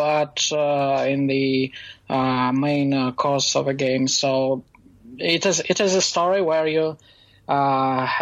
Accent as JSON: {"language": "English", "country": "Belarus", "said": "I'm from Belarus"}